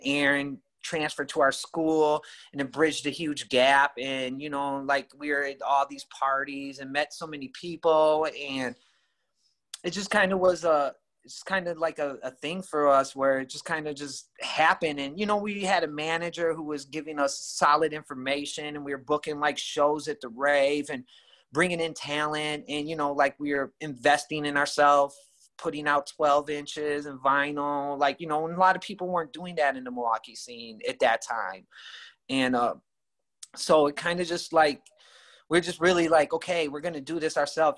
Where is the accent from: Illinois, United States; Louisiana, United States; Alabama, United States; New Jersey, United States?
Illinois, United States; Rockford; I grew up originally in Rockford, and uh, in about the late '80s, I moved to this particular neighborhood